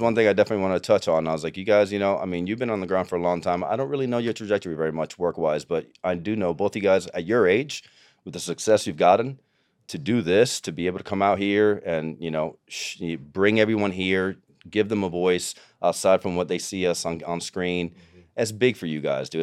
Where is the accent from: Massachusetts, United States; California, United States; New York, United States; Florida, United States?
Florida, United States; Tampa; moved away as an adult; also born or lived in Cuba / Miami / Los Angeles; I grew up in Tampa.